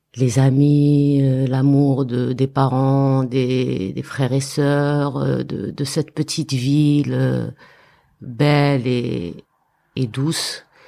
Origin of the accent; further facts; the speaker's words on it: Béchar, Béchar Province, Algeria; moved away as an adult; also born or lived in Paris, France; now in France; je venais du Char mhm. d'Algérie